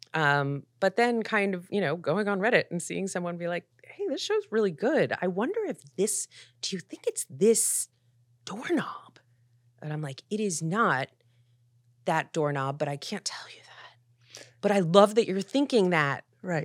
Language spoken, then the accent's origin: English; Philadelphia, Pennsylvania, United States; also born or lived in New York; now in Los Angeles, United States; I grew up in Philadelphia in the eighties